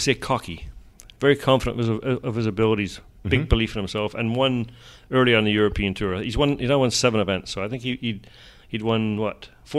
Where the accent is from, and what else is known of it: Scotland, United Kingdom